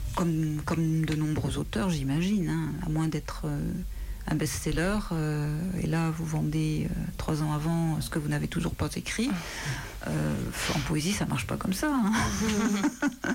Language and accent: French; France; je suis française